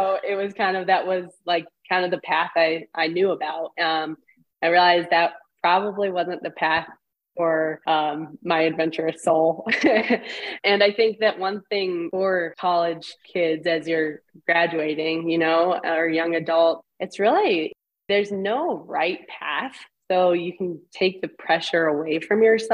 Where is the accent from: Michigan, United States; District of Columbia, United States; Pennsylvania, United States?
Michigan, United States; Ann Arbor; moved away as an adult; also born or lived in England; growing up in Ann Arbor, going to school, university in Ann Arbor.